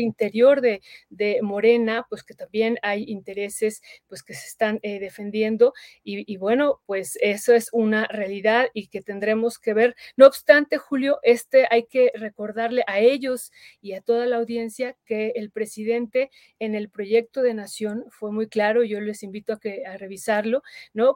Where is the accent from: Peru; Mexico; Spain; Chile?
Mexico; nosotros votamos también como mexicanos